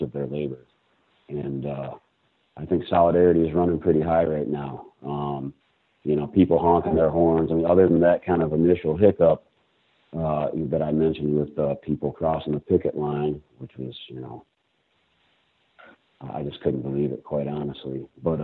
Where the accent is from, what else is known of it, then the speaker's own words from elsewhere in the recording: Flint, Michigan, United States; I'm originally from Flint, Michigan, and I currently live just about 2 miles north of Flint, Michigan